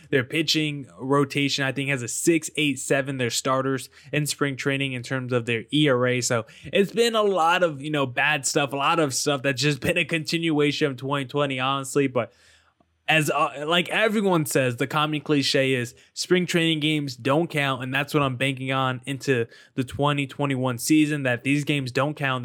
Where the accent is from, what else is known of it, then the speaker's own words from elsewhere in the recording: East Coast, United States; I'm from the East Coast